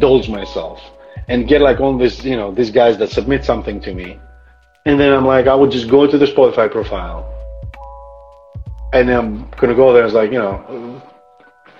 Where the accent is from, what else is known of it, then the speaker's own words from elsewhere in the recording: Greece; accent: Greek; I'm almost like losing my American like accent. I go back to the Greekness